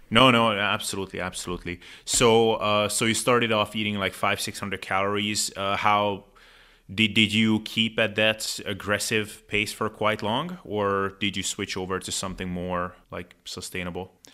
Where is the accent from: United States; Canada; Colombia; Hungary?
Hungary; I'm from Hungary